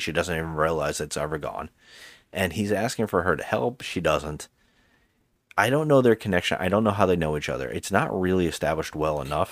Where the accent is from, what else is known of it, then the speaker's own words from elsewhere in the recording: Ireland; as an Irishman